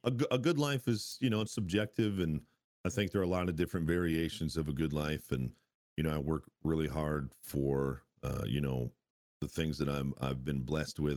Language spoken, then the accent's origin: English; United States; as an American